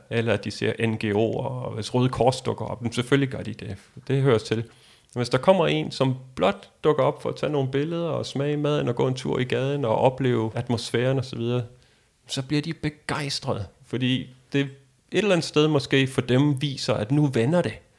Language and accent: Danish; Denmark; vi er fra Danmark